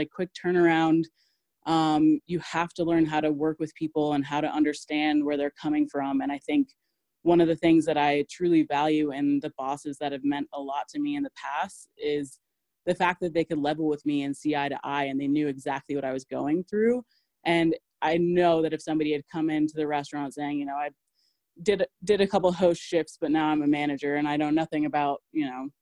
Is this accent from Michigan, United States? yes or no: no; Denver, Colorado, United States; moved away as an adult; also born or lived in New York City / Boston; Born and raised in Denver and went to college here